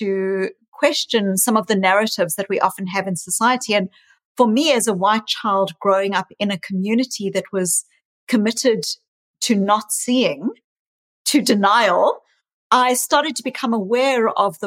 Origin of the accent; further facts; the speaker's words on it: South Africa; also born or lived in New Zealand / Australia; now in Boston, United States; I was raised in South Africa, born in South Africa, but I also lived in New Zealand and in Australia for many years.